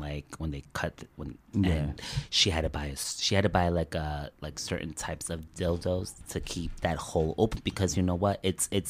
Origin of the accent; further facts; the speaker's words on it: Elizabeth, New Jersey, United States; growing up in Elizabeth